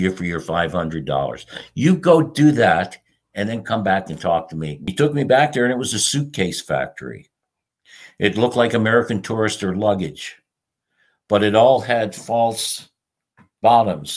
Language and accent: English; St. John's, Newfoundland and Labrador, Canada; also born or lived in Jamaica / Colombia; I was born in St. John's, Newfoundland in Canada, which is where I am right now.